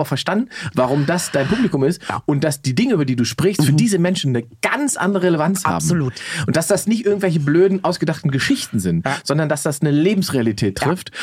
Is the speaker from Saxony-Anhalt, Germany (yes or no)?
yes; Salzwedel, Saxony-Anhalt, Germany; in meiner Heimatstadt Salzwedel